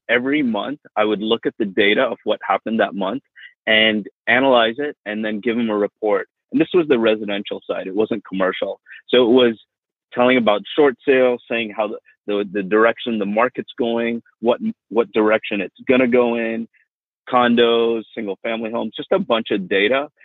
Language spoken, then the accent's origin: English; Miami, Florida, United States; also born or lived in India / England; growing up in Miami was really, really nice.